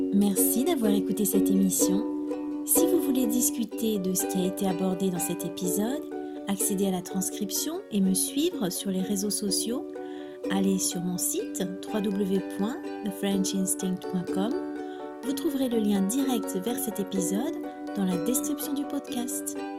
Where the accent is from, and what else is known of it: France